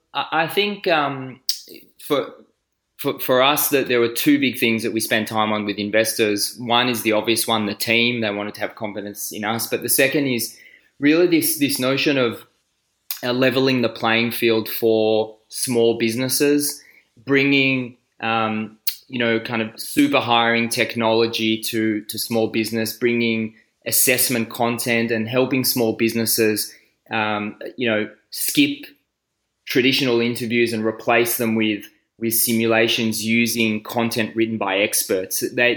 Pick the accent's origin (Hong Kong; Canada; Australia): Australia; also born or lived in Israel; I'm from Australia. Actually from Israel and Australia, but I live in Melbourne.